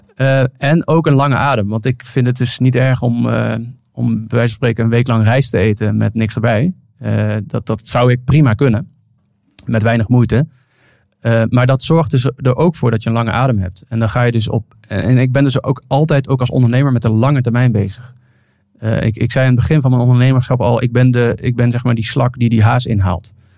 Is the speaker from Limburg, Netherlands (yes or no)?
yes; Venlo, Limburg, Netherlands; accent: zachte G; ik kom uit Limburg, dus ik pas me als iemand anders Limburgs tegen mij praat of met een zachte G